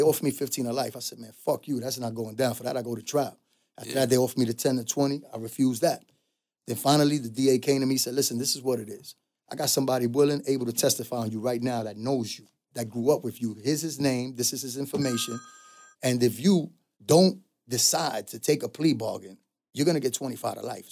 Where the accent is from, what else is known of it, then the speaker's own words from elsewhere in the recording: New York City, New York, United States; I was from the Bronx